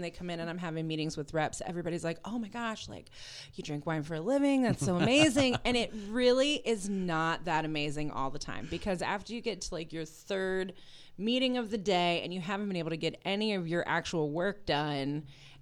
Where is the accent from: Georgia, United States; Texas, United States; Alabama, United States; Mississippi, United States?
Georgia, United States; Atlanta; now in Brevard County, United States; I'm originally from Atlanta